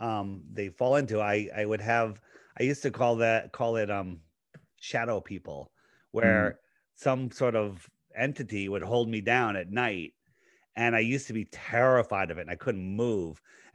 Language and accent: English; Connecticut, United States; I grew up in Fairfield County, in Connecticut.